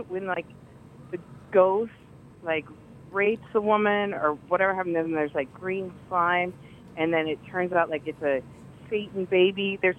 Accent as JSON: {"language": "English", "region": "Colorado", "country": "United States", "tie": "born or raised there", "said": "In Colorado."}